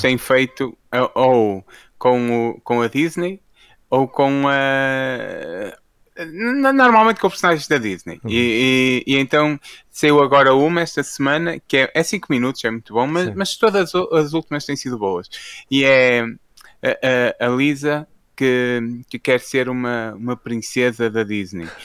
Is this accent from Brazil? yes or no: no; Portugal; Nós, enquanto portugueses